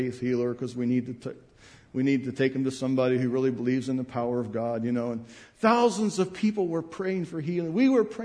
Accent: United States; I'm an American

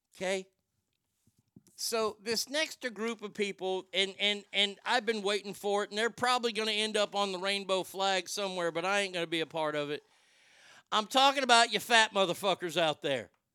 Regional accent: Texas, United States; growing up in Texas, growing up in the 70s and 80s

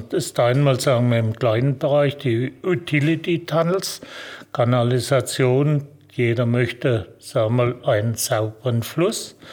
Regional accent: Almansweier, Baden-Württemberg, Germany; Wenn Sie zurückkommen, wo ich herkomme, ich bin hier in Almansweier aufgewachsen, wo wir das Werk haben.

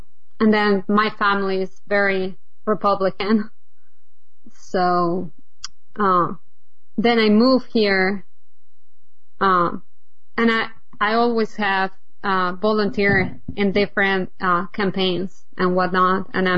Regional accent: Bogotá, Colombia; moved away as an adult; now in United States; I moved here about 10 years ago, but I grew up in Bogota, Colombia during the drug wars.

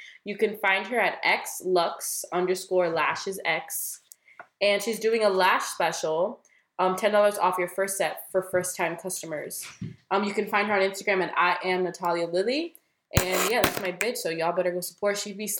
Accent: Hialeah, Florida, United States; accent: 305; We went to school in Hialeah, so we were basically raised in Hialeah.

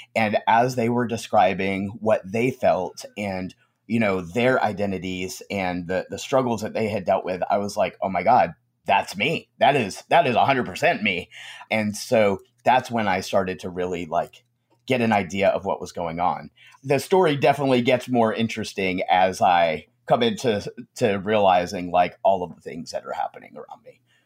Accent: Conway, South Carolina, United States; also born or lived in New York; I grew up in the South, um, grew up in Conway, South Carolina

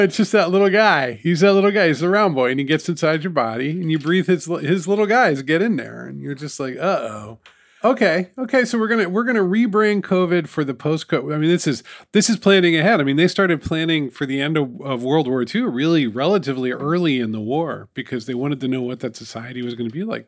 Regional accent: New York, United States; It's my hometown newspaper

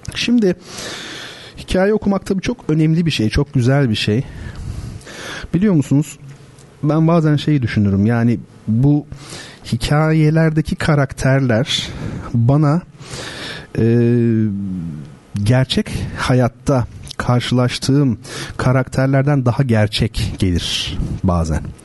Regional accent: Turkey; biz Gerçekten enteresan bir milletiz. Akdenizliyiz tabii

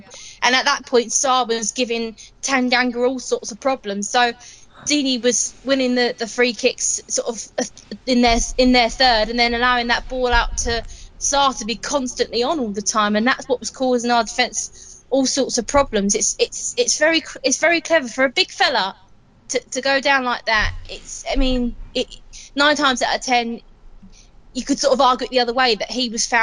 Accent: Watford, East of England, United Kingdom; Watford's my hometown

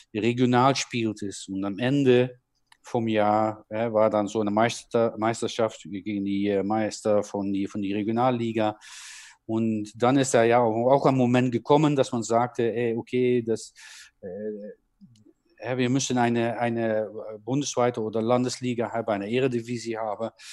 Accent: Netherlands; German is a second language; moved away as an adult; now in Germany; aus meinem Land, ne, aus meinem Geburtsland

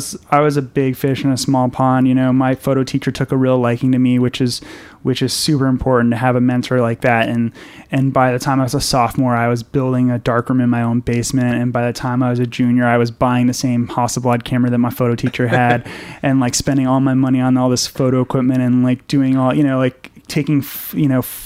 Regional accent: Fairfield County, Connecticut, United States; now in New York City, United States; I grew up in Connecticut, about an hour out of the city, in Fairfield County

